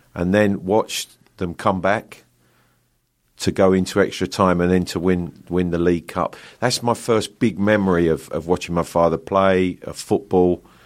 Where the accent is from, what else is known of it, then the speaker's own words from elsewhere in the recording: London, United Kingdom; accent: Cockney; I was born in the East End of London, a true Cockney, um, in London Hospital. Um, I grew up just on the outskirts of London